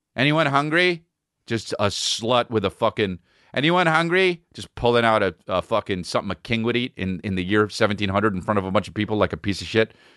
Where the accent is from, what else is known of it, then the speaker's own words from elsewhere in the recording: United States; I'm American